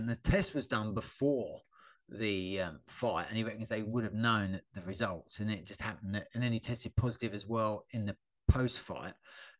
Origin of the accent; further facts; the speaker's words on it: Australia; obviously big Mark Hunt fans, being Australian.